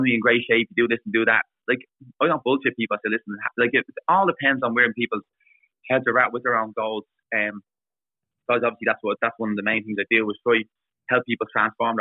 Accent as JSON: {"language": "English", "town": "Dublin", "region": "Leinster", "country": "Ireland", "said": "I'm a lad from Dublin, and no matter what, where I am, that'll always come out with me."}